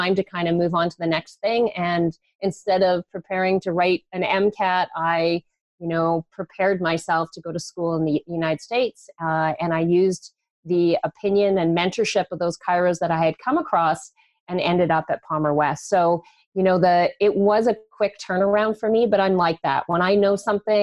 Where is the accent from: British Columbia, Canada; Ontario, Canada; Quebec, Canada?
British Columbia, Canada; I grew up in British Columbia